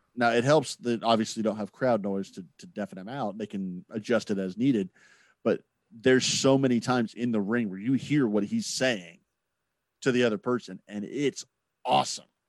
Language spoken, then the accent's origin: English; Indianapolis, Indiana, United States; growing up in Indianapolis